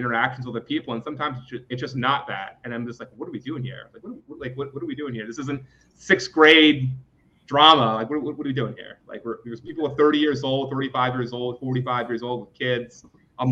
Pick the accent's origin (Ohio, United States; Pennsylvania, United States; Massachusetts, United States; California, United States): Pennsylvania, United States; Philadelphia; growing up in West Philadelphia